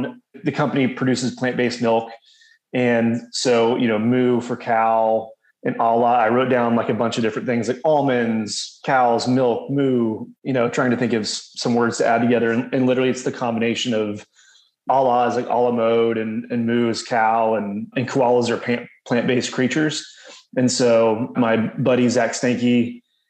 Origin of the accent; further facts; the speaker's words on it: Houston, Texas, United States; also born or lived in New Orleans, Louisiana / Waco, Texas / Dallas, Texas; but my parents quickly moved to Houston 6 months later. I grew up in Houston